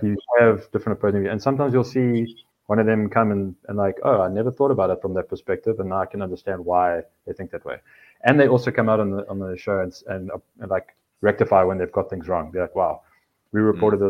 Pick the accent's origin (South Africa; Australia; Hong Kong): South Africa; now in United States; as a South African in the States